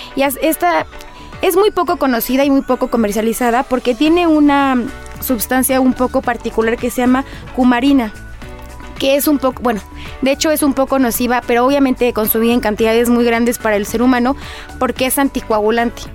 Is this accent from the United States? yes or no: no; Mexico; como mexicano